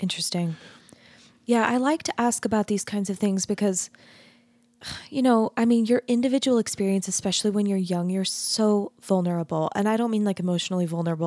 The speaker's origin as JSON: {"language": "English", "region": "Arizona", "country": "United States", "tie": "born or raised there", "said": "I grew up in Arizona, which is even more of a grid than Utah is"}